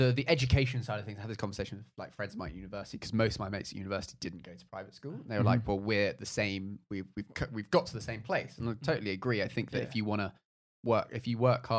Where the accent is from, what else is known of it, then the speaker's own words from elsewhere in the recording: London, United Kingdom; I'm from Notting Hill